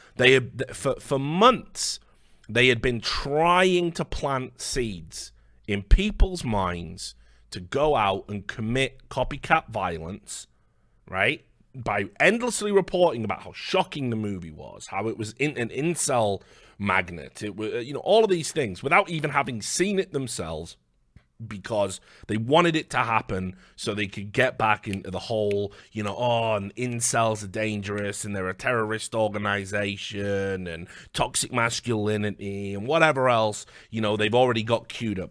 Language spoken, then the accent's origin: English; United Kingdom; I'm British